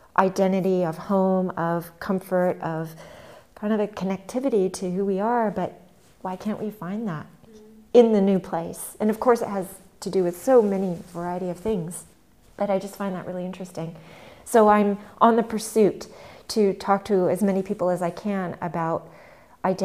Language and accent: English; California, United States; now in Berlin, Germany; coming from the States and living here, growing up in California